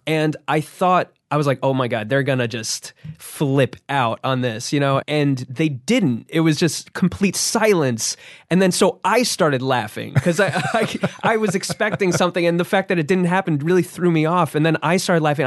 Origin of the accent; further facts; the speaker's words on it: New Jersey, United States; I grew up in New Jersey.